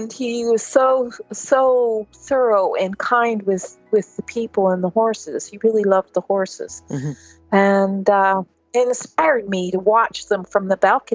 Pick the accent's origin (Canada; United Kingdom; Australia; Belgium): Canada; Ontario; I was raised in Ontario, Canada